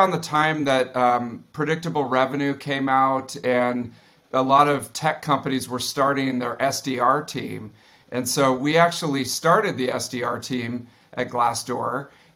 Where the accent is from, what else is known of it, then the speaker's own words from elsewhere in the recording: East Bay, San Francisco, California, United States; I grew up in the East Bay here in San Francisco, out in the suburbs.